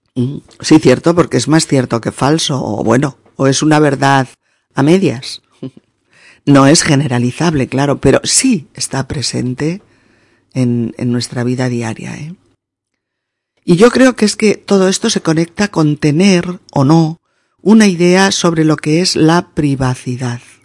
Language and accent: Spanish; Spain; los españoles hablemos muy alto